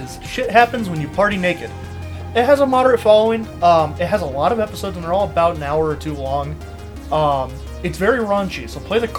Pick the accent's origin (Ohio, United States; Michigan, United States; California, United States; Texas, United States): Ohio, United States; I am from Ohio